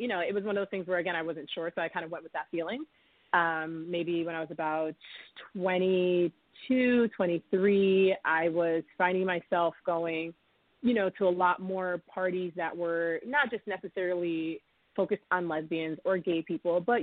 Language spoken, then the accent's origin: English; Middletown, New York, United States; also born or lived in Mount Vernon, New York / Harrison, New York; now in New York City, United States; I grew up in Middletown, New York